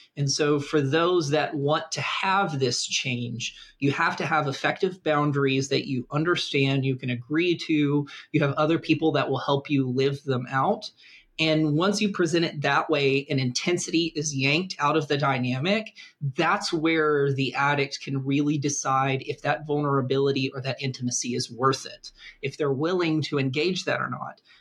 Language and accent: English; the American South, United States; I'm from the American South